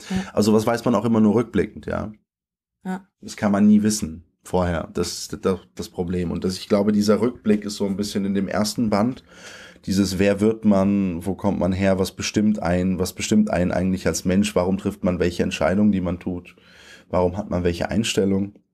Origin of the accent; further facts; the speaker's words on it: Germany; born there; Ich bin in Deutschland geboren, von polnischen Eltern mit polnischen Papieren. Ich habe seit ich 27 bin deutsche Papiere, äh, also seit einem Jahr jetzt, eineinhalb fast. Ähm, ich äh, bin zweisprachig aufgewachsen.